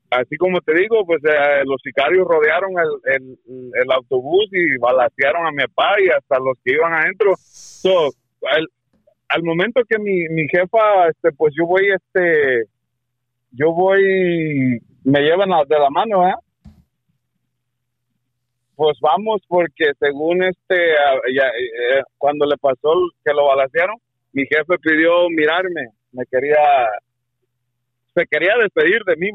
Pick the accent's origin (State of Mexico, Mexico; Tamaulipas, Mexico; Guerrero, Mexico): Guerrero, Mexico; moved away; esto pasó allá en Guerrero, soy yo de Guerrero